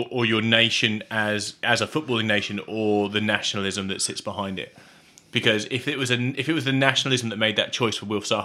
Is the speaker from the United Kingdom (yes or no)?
yes; England, United Kingdom; now in Australia; we're English